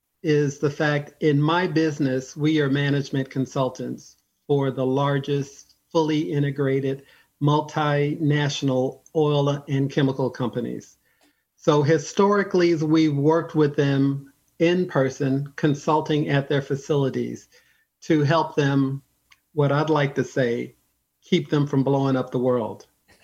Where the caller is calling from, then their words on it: Ontario, California, United States; I'm calling in from Southern California, from the Inland Empire, the city called Ontario.